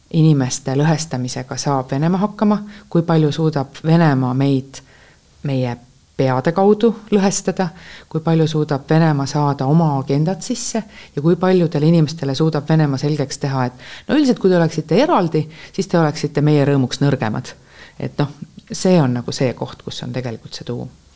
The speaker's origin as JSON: {"language": "Estonian", "country": "Estonia", "said": "me oleme Eestist"}